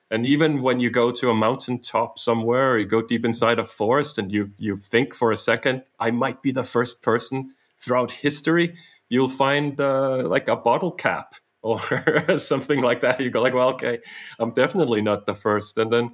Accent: Denmark; English is a second language; also born or lived in Canada / United States; I was born in Denmark, but almost initially we got on a plane and flew to Canada. And we lived 4 years in Canada and then 2.5 years in the US and then came back to Denmark when I was coming close to 7 years of age.

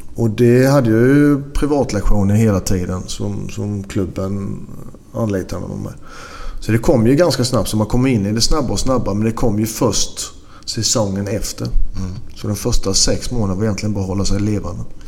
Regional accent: Sweden; moved away; also born or lived in Belgium / Greece; hemma i Sverige

